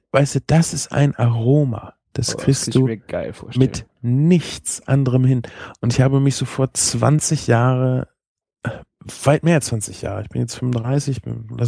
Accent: Espelkamp, North Rhine-Westphalia, Germany; Und wir kommen ja eigentlich aus Esbekamp. Das ist eine Flüchtlingsstadt.

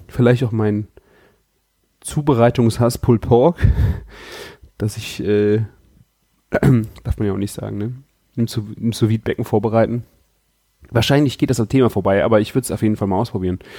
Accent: Rhineland, Germany; hier bei uns im Rheinland

